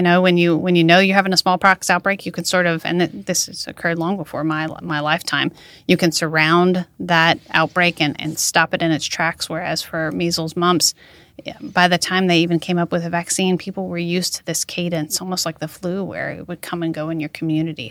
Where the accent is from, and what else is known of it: Mamou, Louisiana, United States; born or raised there; now in Baton Rouge, United States